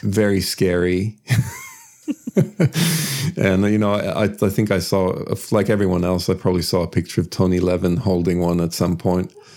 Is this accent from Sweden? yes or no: yes; Sweden; moved away as an adult; also born or lived in United States; now in Australia; I was born and raised in Sweden